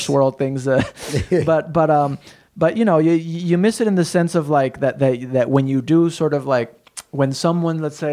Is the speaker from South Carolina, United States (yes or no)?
no; El Paso, Texas, United States; we're from all from El Paso